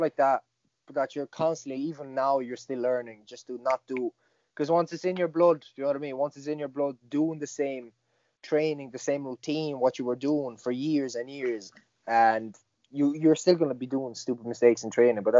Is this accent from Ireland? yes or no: yes; Galway, Connacht, Ireland; And I remember it was in my hometown, the first MMA show in Galway, I think it was.